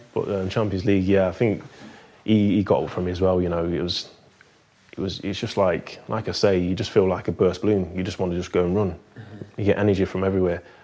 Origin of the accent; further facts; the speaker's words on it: Nottingham, East Midlands, United Kingdom; moved away as an adult; we're from Nottingham